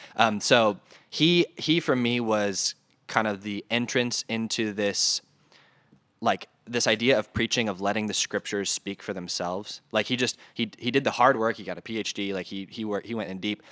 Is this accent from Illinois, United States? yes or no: no; north of Detroit, Michigan, United States; moved away as an adult; also born or lived in North Carolina; now in Des Moines, United States; So I was originally from Michigan, a little bit north of Detroit.